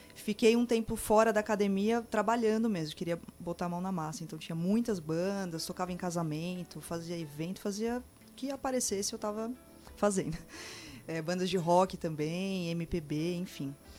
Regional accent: São Paulo, Brazil; moved away as an adult; now in Campo Grande, Brazil; eu sou de São Paulo, né? Nasci lá, vim para cá, para Campo Grande há quatro anos.

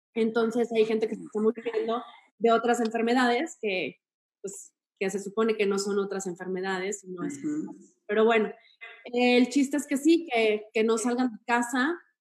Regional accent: Torreón, Coahuila, Mexico; moved away; soy de Torreón

